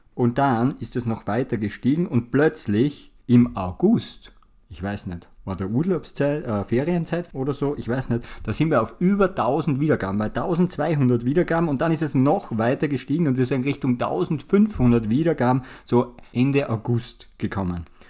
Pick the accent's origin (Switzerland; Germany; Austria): Austria; Wir sind ja aus Österreich